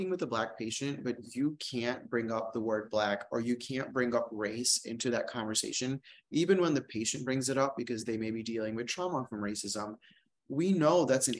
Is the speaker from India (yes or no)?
yes; India; now in United States; I am a gay man. I grew up on Medicaid, and I'm an Indian immigrant.